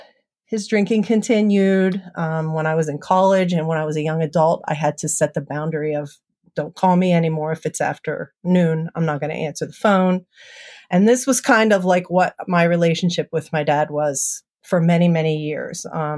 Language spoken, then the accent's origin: English; East Coast, United States; I grew up on the East Coast. I have one younger brother and one younger sister. I grew up in a pretty average 1970s family.